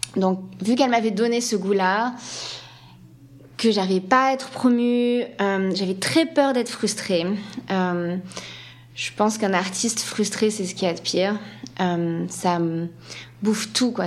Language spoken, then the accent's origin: French; Paris, Île-de-France, France; accent: French; moved away as an adult; now in San Francisco, United States; je suis une vraie parisienne